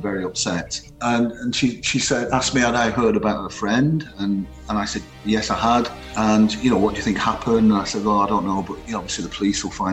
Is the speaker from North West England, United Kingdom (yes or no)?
yes; Rossendale, North West England, United Kingdom; moved away; also born or lived in South Africa; growing up on a huge housing estate north of Manchester, a place called Edgeside in Rosendale